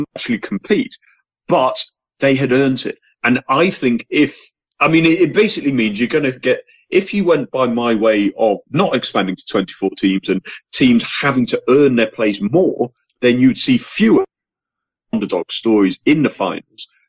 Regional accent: England, United Kingdom; as an Englishman

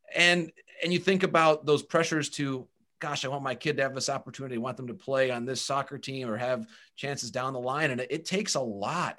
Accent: Bay City, Michigan, United States; moved away as an adult; also born or lived in Marquette, Michigan / Essexville, Michigan; I was born in Marquette, so I was born in the U P. And then I grew up in the Bay City area. I, I went to high school in a, in a town called Essexville, Michigan

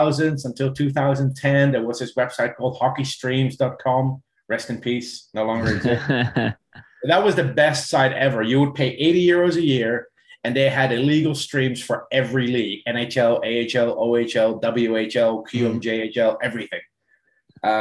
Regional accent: Netherlands; also born or lived in South Africa; now in Ireland; I was born and raised in the Netherlands

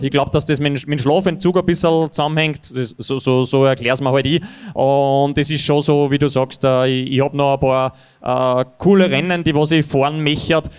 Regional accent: Niederneukirchen, Upper Austria, Austria; da wo ich aufgewachsen bin, in Niederneukirchen

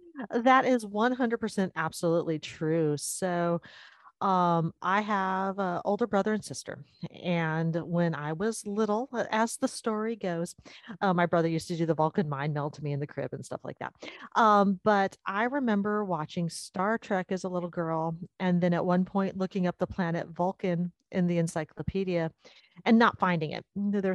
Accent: Sacramento, California, United States; also born or lived in Tempe, Arizona; I was born and raised in the Sacramento area. So I've lived in California most of my life.

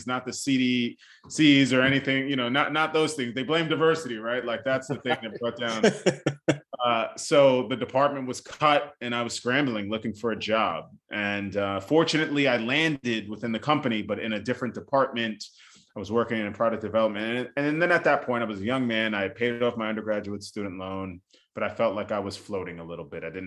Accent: New York City, New York, United States; also born or lived in Bronx, New York; I was born in the Bronx, New York, you know, where both of my parents grew up. And then I was raised in Staten Island, New York.

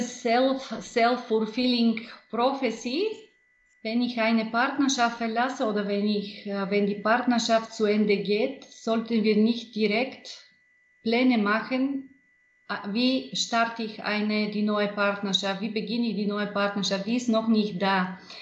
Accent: Bulgaria; German is a second language; moved away; Ich bin in Bulgarien in der Provinz geboren, nicht weit von der großartigen Rila-Gebirge. Es war eine glückliche, eine sehr lebhafte Kindheit.

